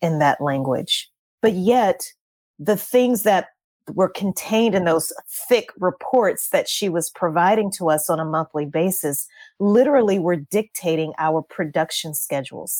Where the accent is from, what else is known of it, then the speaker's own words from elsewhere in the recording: Louisiana, United States; I'm from Louisiana